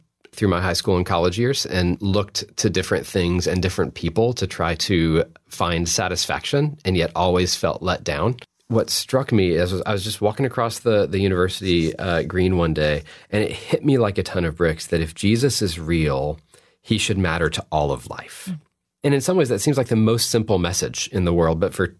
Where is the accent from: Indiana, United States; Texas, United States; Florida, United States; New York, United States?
Texas, United States; And for me, I was raised in Texas and in a very religious family, very religious culture